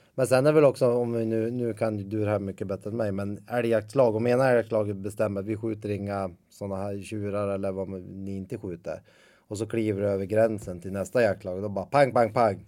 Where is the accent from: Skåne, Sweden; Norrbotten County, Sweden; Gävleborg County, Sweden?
Gävleborg County, Sweden; Ljusdal; jag är ju uppvuxen i Ljusdal som ligger två mil därifrån